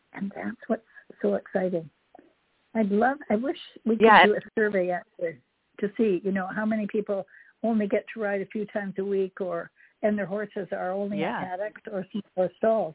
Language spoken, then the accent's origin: English; Canada; also born or lived in Hawaii; now in Jupiter, Florida, United States; as a child, I grew up in Canada